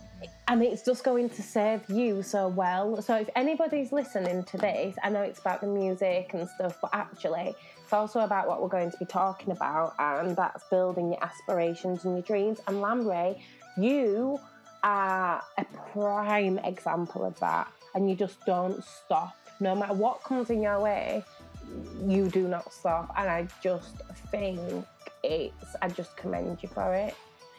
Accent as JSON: {"language": "English", "town": "Lille", "region": "Hauts-de-France", "country": "France", "tie": "born there", "said": "So I was born in France, for those who don't know, in Lille, a place really? Called Lille."}